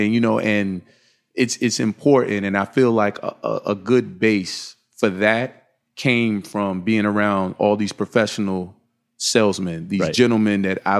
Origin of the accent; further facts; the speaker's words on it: Virginia, United States; And we actually had Creative Recreation Footwear before I moved from Virginia.